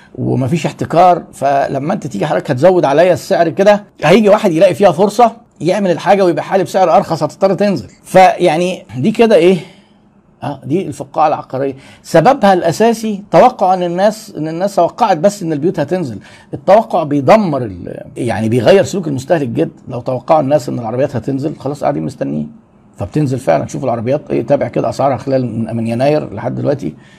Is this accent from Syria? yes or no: no; Egypt; عندنا في مصر